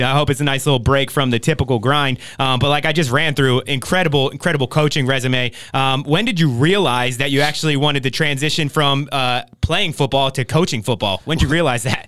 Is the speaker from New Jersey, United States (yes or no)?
yes; New Jersey, United States; now in Oxnard, United States; I grew up in New Jersey playing football in New Jersey